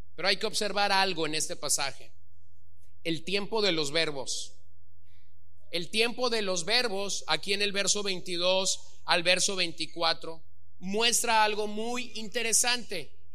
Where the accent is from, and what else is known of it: Los Mochis, Sinaloa, Mexico; born or raised there